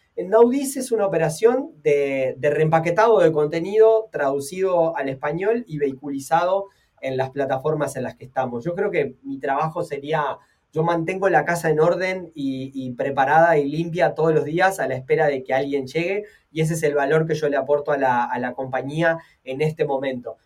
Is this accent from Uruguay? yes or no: yes; Uruguay; como uruguayo